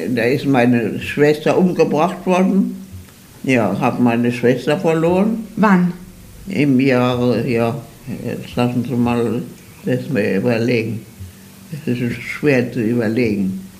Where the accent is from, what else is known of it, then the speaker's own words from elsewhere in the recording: Mannheim, Baden-Württemberg, Germany; moved away as an adult; Ich bin in Mannheim geboren, in Süddeutschland, am 20. November